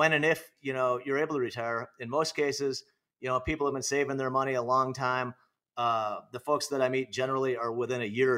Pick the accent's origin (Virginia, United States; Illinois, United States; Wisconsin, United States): Illinois, United States; Naperville; moved away as an adult; now in Arizona, United States; I grew up in Illinois